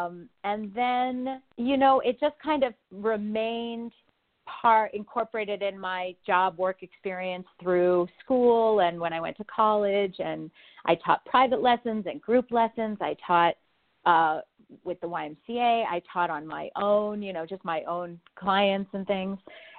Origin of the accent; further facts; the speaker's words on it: Montreal, Quebec, Canada; now in Los Angeles, United States; I mean, I kind of consider myself to be one because we moved to California in the 70s, but I'm actually Canadian. I'm from Montreal.